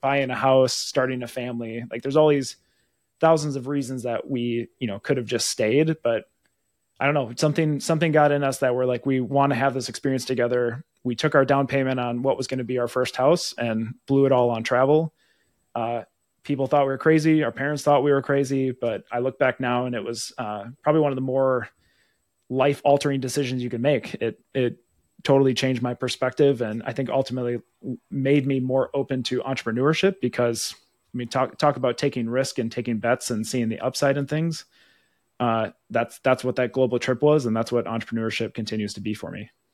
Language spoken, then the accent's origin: English; Wisconsin, United States; moved away as an adult; now in Minnesota, United States; Born and raised in Wisconsin